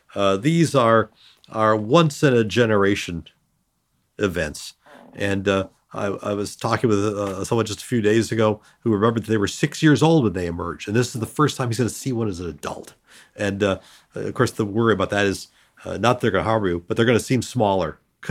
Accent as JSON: {"language": "English", "region": "North Dakota", "country": "United States", "tie": "born there", "also_born_or_lived": "Northern Illinois", "said": "I was born in 1953, but I was not born in time to even appreciate the cicadas, even as an infant. I was born in North Dakota, and your periodical cicadas don't occur there."}